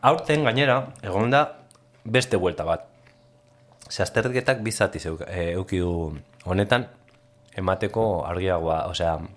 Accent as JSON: {"language": "Basque", "town": "Basauri", "region": "Basque Country", "country": "Spain", "tie": "born or raised there", "said": "basauri, basauri arra izanek, e, bakarrik ezagutu dut maketoen mundu hori"}